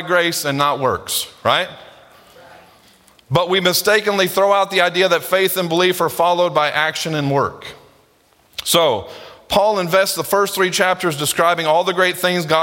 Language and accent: English; United States; we as American Christians